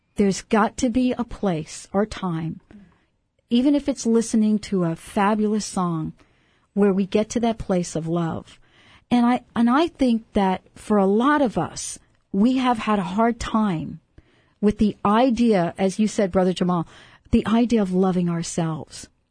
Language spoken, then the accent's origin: English; New York City, New York, United States; I come from New York City